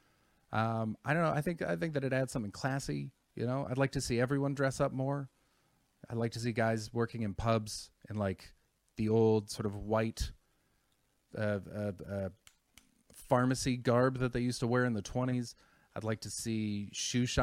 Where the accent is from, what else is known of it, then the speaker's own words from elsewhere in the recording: Canada; I'm from Canada